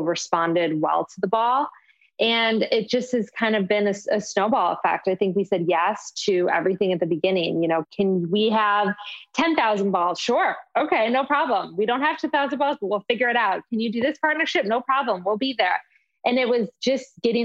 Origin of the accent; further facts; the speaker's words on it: Michigan, United States; moved away; where I grew up in Michigan